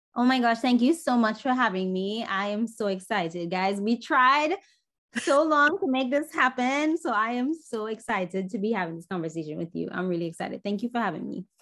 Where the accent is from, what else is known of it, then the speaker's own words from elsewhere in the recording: Trinidad & Tobago; moved away as an adult; now in New York, United States; growing up in Trinidad